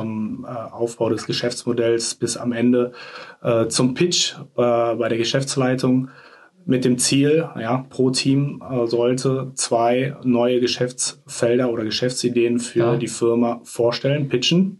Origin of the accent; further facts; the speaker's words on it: Troisdorf, North Rhine-Westphalia, Germany; also born or lived in Bonn / Singapore; now in Cologne, Germany; Geboren äh, in einem Vorort von Köln, Troisdorf